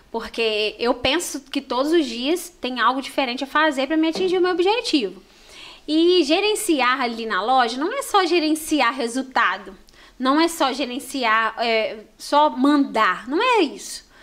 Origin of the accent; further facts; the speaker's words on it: Cataguases, Minas Gerais, Brazil; nós somos de, de Cataguases.